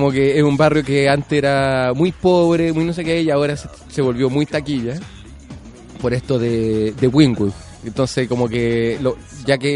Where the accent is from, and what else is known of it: Chile